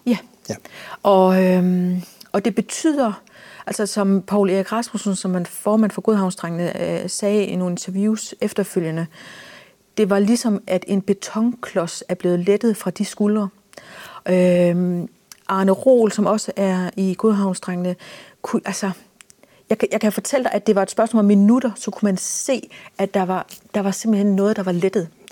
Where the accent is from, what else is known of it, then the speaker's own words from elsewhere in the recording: Denmark; vi som danskere